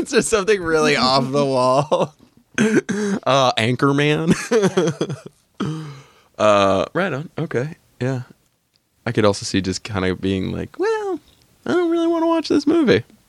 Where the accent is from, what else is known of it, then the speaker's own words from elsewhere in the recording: New Hampshire, United States; moved away; when I was growing up in New Hampshire, it was woods.